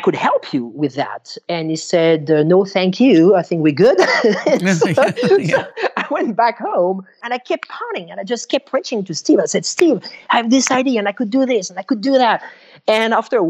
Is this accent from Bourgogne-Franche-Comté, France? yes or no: yes; Bourgogne-Franche-Comté, France; moved away; I grew up in France